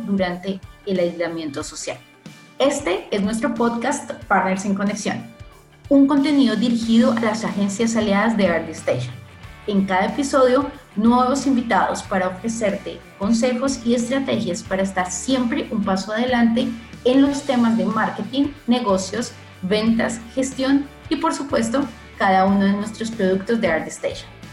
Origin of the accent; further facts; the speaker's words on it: Colombia; now in Brazil; yo soy colombiana